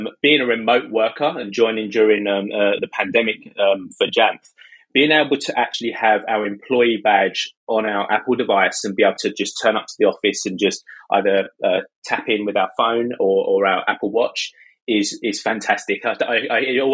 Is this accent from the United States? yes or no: no; United Kingdom; accent: British; also born or lived in near London; As you can tell from my accent, I'm British. I live in the UK, just outside London